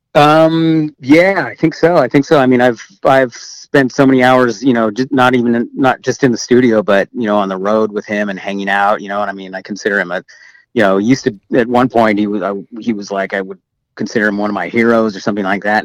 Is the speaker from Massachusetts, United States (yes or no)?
no; Eureka, California, United States; we grew up in in Eureka um, in Humboldt County